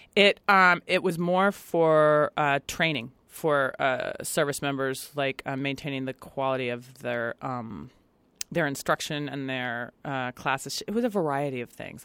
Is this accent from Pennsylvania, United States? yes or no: no; Virginia, United States; moved away as an adult; also born or lived in Washington, D.C. / Brooklyn, New York; now in Los Angeles, United States; where I grew up in Virginia and then Washington, D C